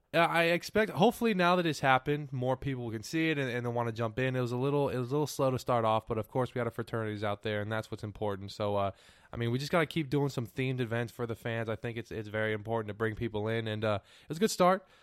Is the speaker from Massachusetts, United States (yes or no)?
no; California, United States; now in Texas, United States; I'm from California